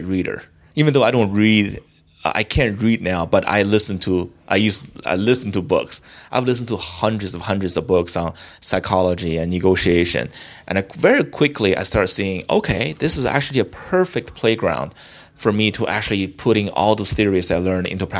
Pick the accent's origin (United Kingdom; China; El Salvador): China; Beijing; moved away as an adult; now in United States; I grew up in China, and I came from the biggest city in China. Well, second biggest city, Beijing, right?